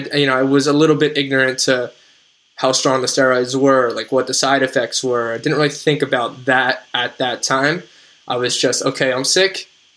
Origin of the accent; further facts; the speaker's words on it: New Jersey, United States; So I'm from New Jersey. So I could only get my infusion in New Jersey with my plan.